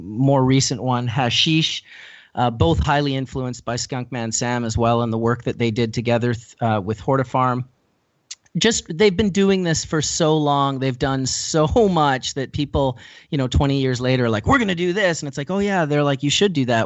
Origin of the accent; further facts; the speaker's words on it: Winnipeg, Manitoba, Canada; I was originally from Winnipeg, Manitoba, which is the center of the province just above North Dakota